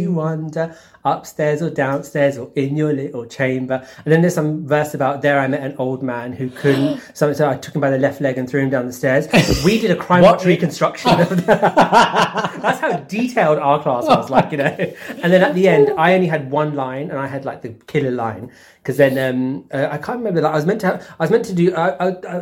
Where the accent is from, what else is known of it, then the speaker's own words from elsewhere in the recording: London, United Kingdom; I grew up in Zone 1